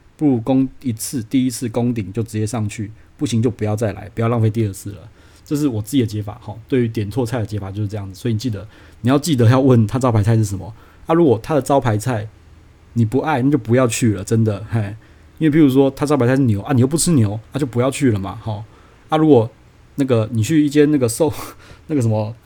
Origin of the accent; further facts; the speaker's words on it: Taiwan; 我们就是土生，土生土长的台湾人